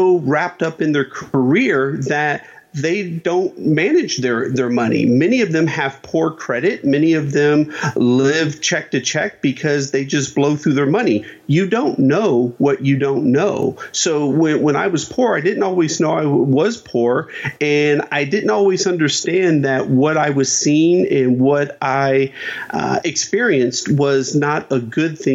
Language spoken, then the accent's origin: English; Dayton, Ohio, United States; I grew up in Dayton, Ohio